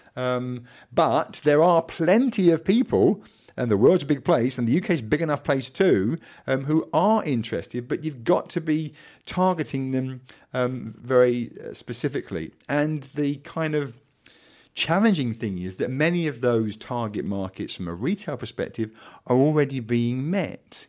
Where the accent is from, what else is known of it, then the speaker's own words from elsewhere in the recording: Kent, South East England, United Kingdom; I am the son of a pig farmer from Kent, not from Norfolk